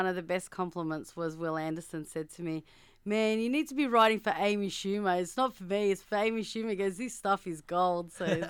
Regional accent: Melbourne, Victoria, Australia; I've grown up with Husey because I'm from Melbourne.

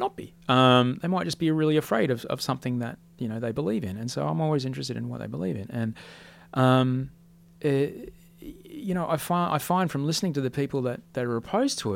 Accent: Australia; also born or lived in Amsterdam; I'm from Australia

